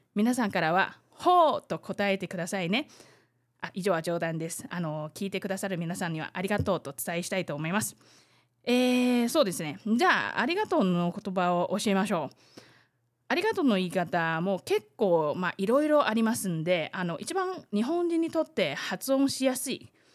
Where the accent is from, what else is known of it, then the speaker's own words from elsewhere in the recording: Taiwan; 台湾生まれ、 台湾育ち